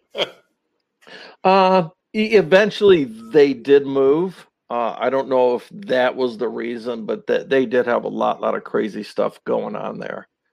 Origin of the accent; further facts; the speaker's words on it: Twinsburg, Ohio, United States; I'm originally from Northeast Ohio. Um, okay. Um, I uh, grew up in Twinsburg, Ohio